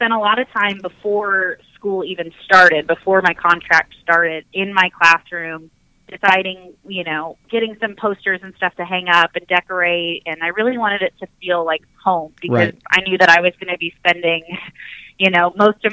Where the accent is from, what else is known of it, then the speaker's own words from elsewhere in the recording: Omaha, Nebraska, United States; moved away; I'm originally from Omaha, Nebraska